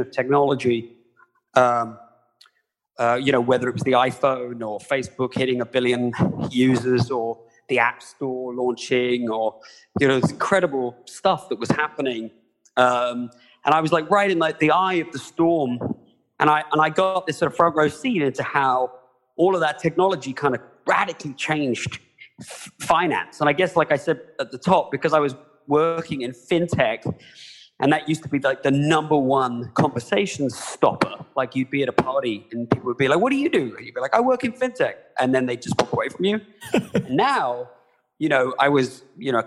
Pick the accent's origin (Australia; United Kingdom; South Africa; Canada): United Kingdom; moved away as an adult; now in United States; I'm not from the US originally. I was born in the UK, but I am an American now. Like John Oliver, I came here about 20 years ago